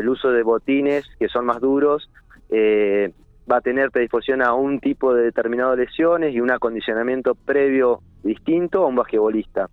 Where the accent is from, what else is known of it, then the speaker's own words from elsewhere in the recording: General Pico, La Pampa, Argentina; moved away as an adult; yo desde que vine a Pico en el año 2000, que soy de Pico, pero desde que me recibí volví